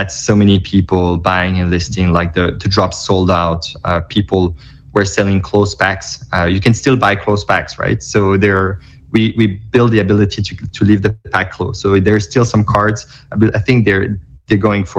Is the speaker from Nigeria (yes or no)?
no; Belgium; now in New York, United States; I live in New York, but I was in Belgium. I'm from Belgium. I was in Belgium during that time visiting family